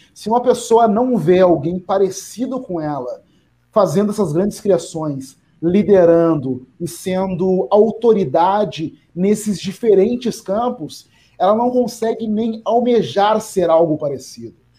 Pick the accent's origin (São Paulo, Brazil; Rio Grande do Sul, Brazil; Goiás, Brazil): Rio Grande do Sul, Brazil; Porto Alegre; Eu cresci na periferia, eu nasci na Restinga